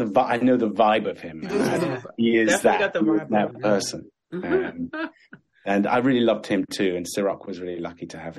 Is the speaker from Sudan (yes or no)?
yes; Sudan; born there; I was born in Sudan in Africa.